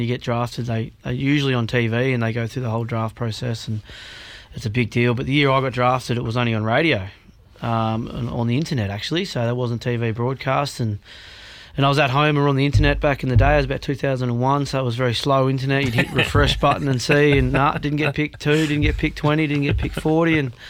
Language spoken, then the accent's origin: English; Osborne, New South Wales, Australia; born or raised there; also born or lived in Lockhart / Leeton / Wagga Wagga; now in Albury, Australia